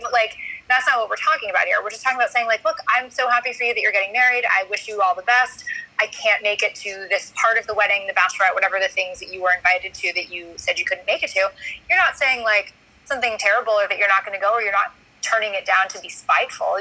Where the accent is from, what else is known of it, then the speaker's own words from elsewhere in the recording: New York City, New York, United States; now in Washington D.C., United States; I grew up in New York City. I'm a New York City girl